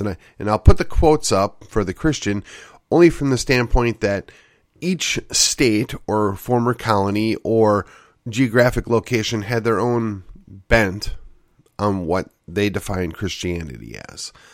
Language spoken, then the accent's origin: English; West Allis, Wisconsin, United States; my hometown, of West Alice, Wisconsin